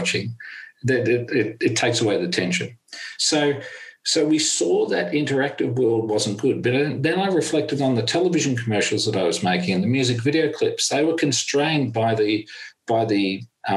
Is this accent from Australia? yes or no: yes; Australia; as an Australian